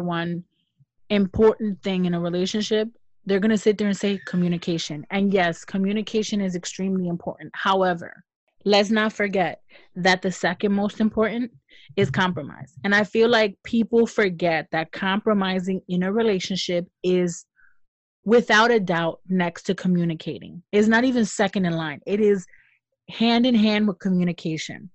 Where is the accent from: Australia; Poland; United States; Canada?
United States; I'm American